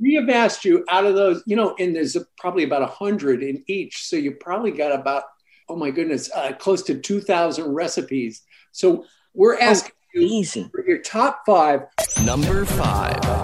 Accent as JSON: {"language": "English", "country": "Canada", "tie": "born or raised there", "said": "I grew up in Canada."}